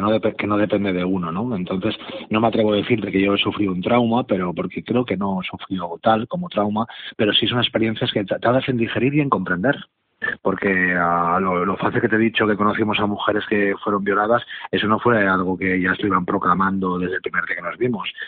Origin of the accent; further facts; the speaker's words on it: Catalonia, Spain; yo mismo soy catalán